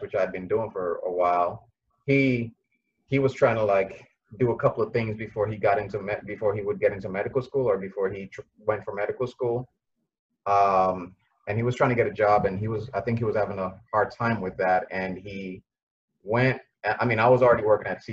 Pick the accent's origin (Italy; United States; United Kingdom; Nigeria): Nigeria; I'm a Nigerian